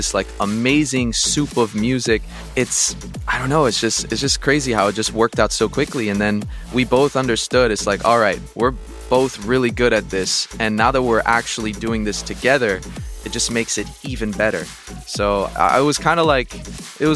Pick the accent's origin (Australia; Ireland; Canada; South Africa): Canada; Montreal, Quebec; I'm from Montreal